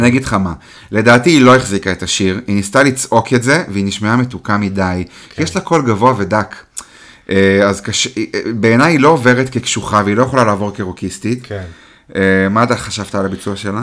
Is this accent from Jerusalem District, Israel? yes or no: no; the Krayot, Haifa District, Israel; אני גדלתי בקריות